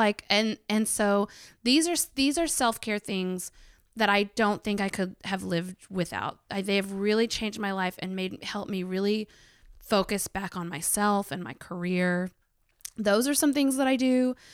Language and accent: English; Arkansas, United States; I grew up in Arkansas